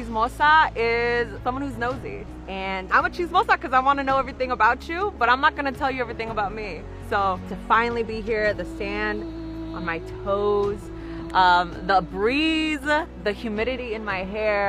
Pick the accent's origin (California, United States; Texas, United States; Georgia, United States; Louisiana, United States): California, United States; San Diego; I am a project manager and I'm from San Diego, California.